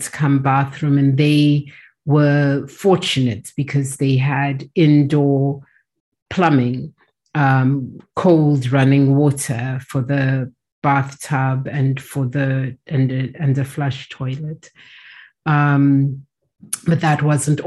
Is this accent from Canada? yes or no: no; South Africa; also born or lived in England; I grew up both in England and in South Africa